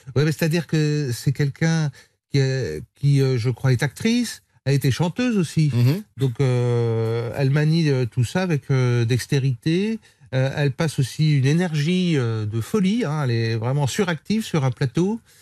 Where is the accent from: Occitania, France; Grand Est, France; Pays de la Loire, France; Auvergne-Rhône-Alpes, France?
Pays de la Loire, France; Vendée; Je viens de la Vendée